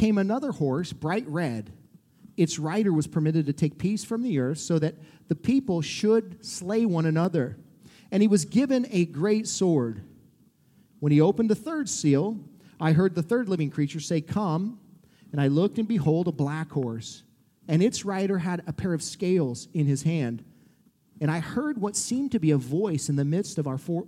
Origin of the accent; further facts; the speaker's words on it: Montana, United States; now in Columbia, United States; I'm from Montana, so my wife had to drag me back home here